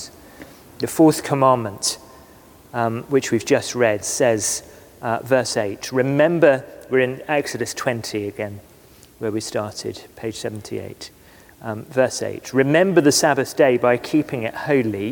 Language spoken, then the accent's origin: English; West Cornwall, South West England, United Kingdom; moved away; we grew up together in West Cornwall